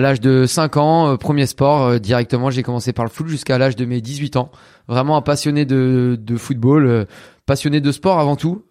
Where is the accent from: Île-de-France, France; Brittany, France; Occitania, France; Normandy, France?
Normandy, France; Caen; je suis de Caen, en Normandie